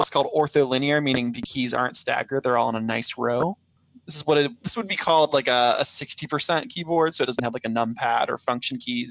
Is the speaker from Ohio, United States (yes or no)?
yes; Centerville, Ohio, United States; moved away; I'm so specifically from Dayton, from Centerville, Ohio